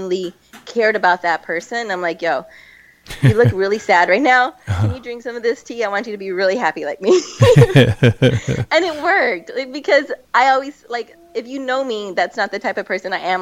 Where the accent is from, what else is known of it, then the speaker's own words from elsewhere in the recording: Alice, Texas, United States; moved away; I'm from Alice, Texas